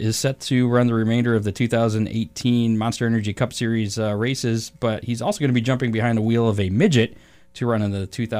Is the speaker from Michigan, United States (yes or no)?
yes; Keselowski's hometown, Michigan, United States; he's from my hometown